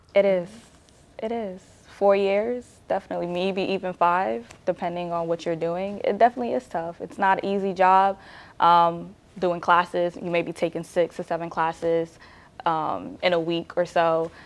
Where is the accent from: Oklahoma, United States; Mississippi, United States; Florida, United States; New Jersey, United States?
New Jersey, United States; I didn't grow up in Nigeria. I grew up in New Jersey.